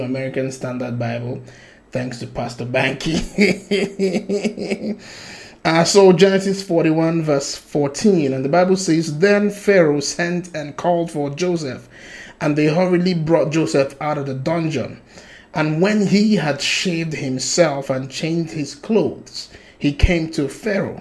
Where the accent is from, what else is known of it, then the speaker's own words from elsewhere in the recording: Nigeria; I'm Nigerian